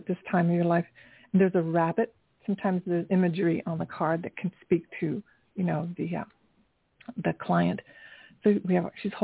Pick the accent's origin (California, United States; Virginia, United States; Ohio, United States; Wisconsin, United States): Ohio, United States; Dayton; moved away as an adult; now in New York City, United States; I'm from Ohio also. I went to Kettering High School